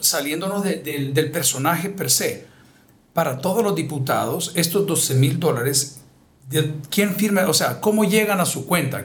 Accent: El Salvador; hombres como nosotros, salvadoreños

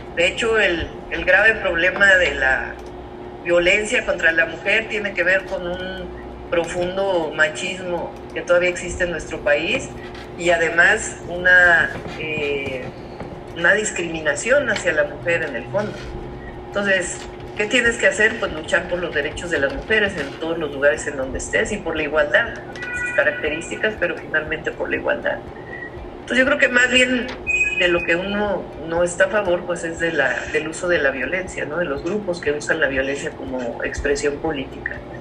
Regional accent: Mexico City, Mexico; yo nací en la Ciudad de México

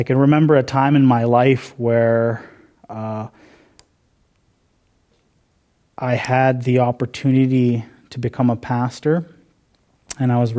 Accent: Cumberland House, Saskatchewan, Canada; I'm from Cumberland House Cree Nation. I grew up there my whole life.

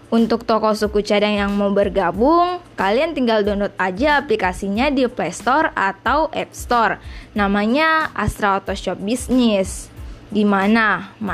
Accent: Makassar, South Sulawesi, Indonesia; Gue salah satu siswi dari SMK Negeri 1 Makassar, jurusan bisnis daring dan pemasaran. Ya, betul, gue asli Bugis Makassar.

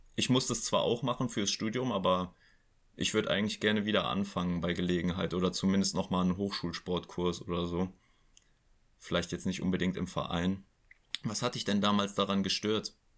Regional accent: Oberbergisches Land, North Rhine-Westphalia, Germany; hier im Oberbergischen, in meiner Heimat

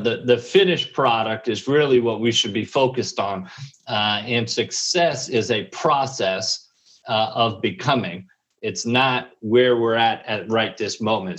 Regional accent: New York, United States; moved away as an adult; I'm, I'm from New York

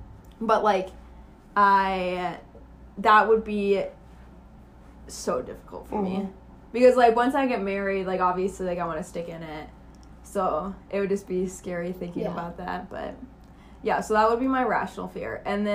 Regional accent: Minnesota, United States; now in Arizona, United States; I grew up in Minnesota. I grew up in the lakes.

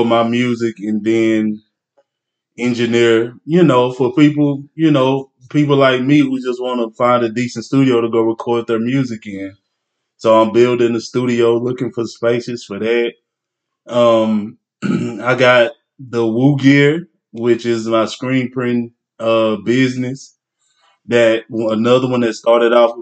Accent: Longview, Texas, United States; I'm from Longview, Texas. But I'm a river rat to the day

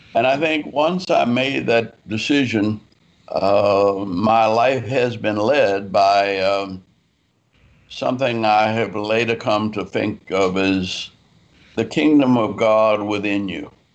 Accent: New Orleans, Louisiana, United States; moved away; also born or lived in Atlanta; I was raised in New Orleans, Louisiana.

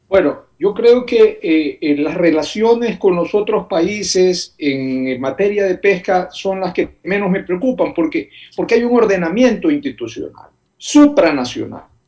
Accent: Manabí, Ecuador; yo que soy de Manaví

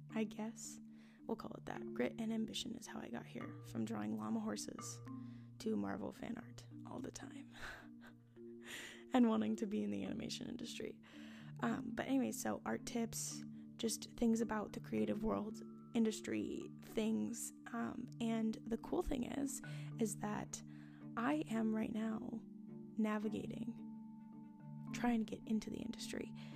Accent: Washington, United States; I was born and raised in Washington State, not Washington, D.C.

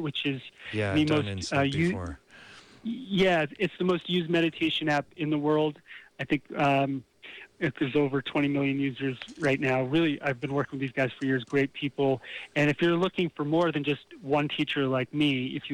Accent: Bergen County, New Jersey, United States; in Bergen County in New Jersey.

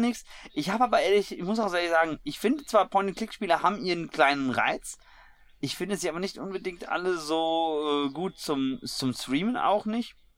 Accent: Hesse, Germany; als Hesse

